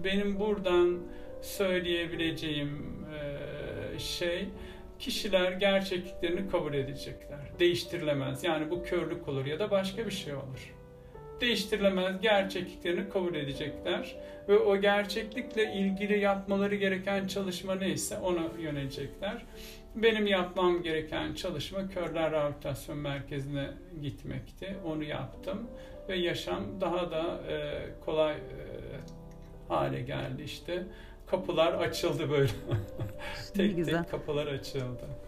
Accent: Bursa, Turkey; also born or lived in Balıkesir; Ben e, Bursa'da e, Ertuğrul Gazi semtinde büyüdüm ağırlıklı anlamda

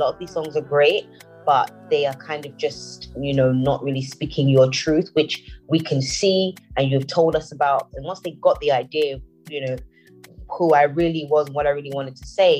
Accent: London, United Kingdom; also born or lived in Nigeria / Houston, United States; I was born in London.

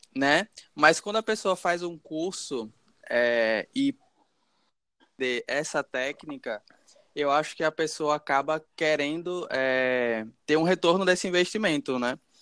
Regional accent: Maceió, Alagoas, Brazil; also born or lived in Caruaru, Pernambuco; Nasci em Caruaru, Pernambuco, mas cresci em Maceió, então sou maceoense de coração

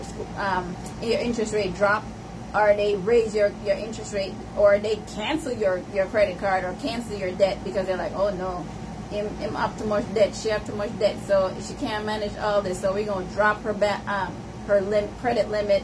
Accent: Jamaica; now in United States; a lot of us who are immigrants, I'm Jamaican

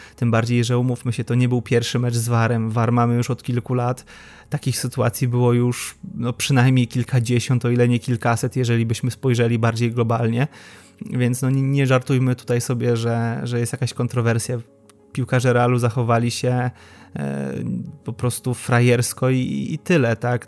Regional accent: Łódź, Łódź Voivodeship, Poland; Jestem z Łodzi

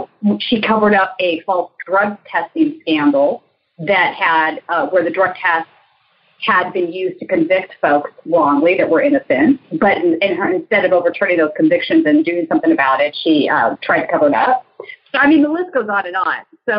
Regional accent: California, United States; as a Californian, I can speak to her record as Attorney General

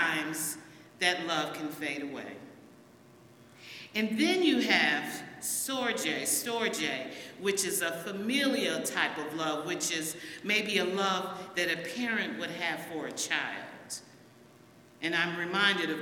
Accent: United States; my father and my mom moved up here, and I was raised in Gratiot Avenue

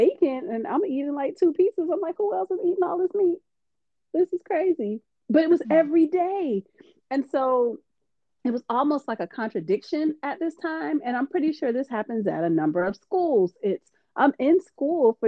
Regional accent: Miami, Florida, United States; moved away; also born or lived in Orangeburg, South Carolina; I grew up in Miami where there's it's a lot of different cultures

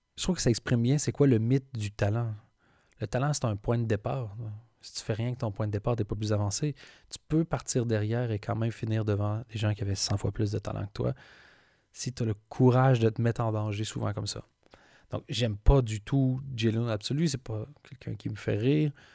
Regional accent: Belgium

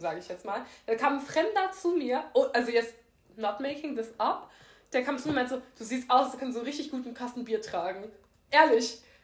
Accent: Germany; ich bin schon eine deutsche Kartoffel

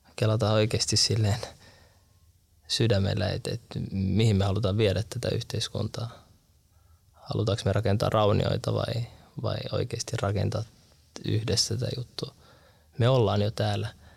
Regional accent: Turku, Southwest Finland, Finland; moved away as an adult; Mä vartuin varissualla Turussa

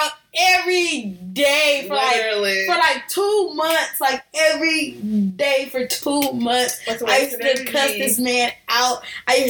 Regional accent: Oklahoma, United States; moved away; I'm originally from Oklahoma

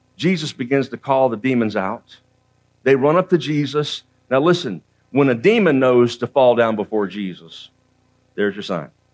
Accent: Central Florida, United States; also born or lived in Georgia; I was raised in Central Florida.

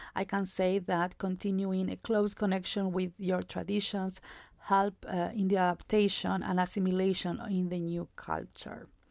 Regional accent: Jujuy, Argentina; English is a second language; also born or lived in Upstate New York, United States; I am originally from Jujuy, a province located in the northwest of Argentina.

